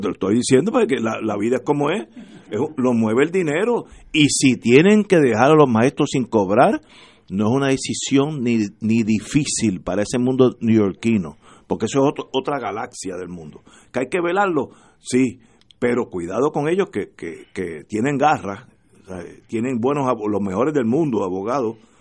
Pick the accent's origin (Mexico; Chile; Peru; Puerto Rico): Puerto Rico; somos todos puertorriqueños